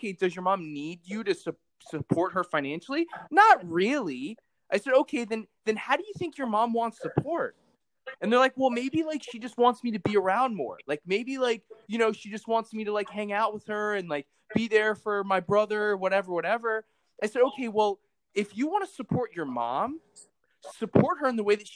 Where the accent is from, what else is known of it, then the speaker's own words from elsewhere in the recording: Palm Beach, Florida, United States; I grew up in Palm Beach, Florida